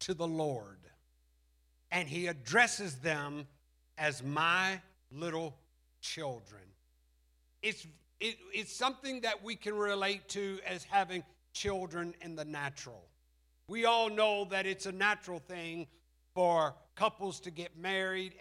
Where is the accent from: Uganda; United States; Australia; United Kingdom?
United States; Alabama; We're from Alabama